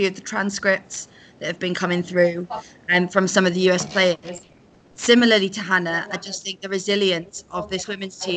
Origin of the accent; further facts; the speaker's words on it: United Kingdom; accent: British; We're both British girls, as you can probably hear from our accents